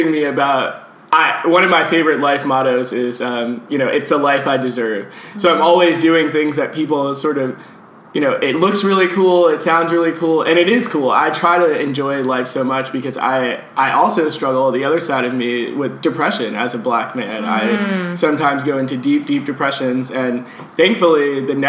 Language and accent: English; New York City, New York, United States; I'm a native, and I think I'm one in few who grew, born and raised in New York City